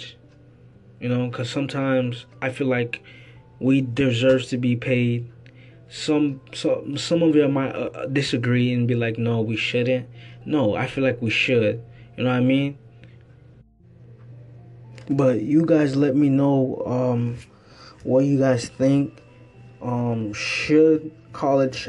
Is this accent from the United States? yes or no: yes; Florida, United States; I'm from Florida. I stay here in Lakeland